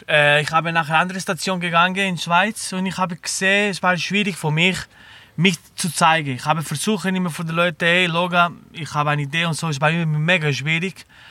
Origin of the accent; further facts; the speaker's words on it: Barcelona, Catalonia, Spain; German is a second language; moved away as an adult; also born or lived in Lucerne / Black Forest; now in Germany; Ich bin in Barcelona geboren, in der Pobla Sec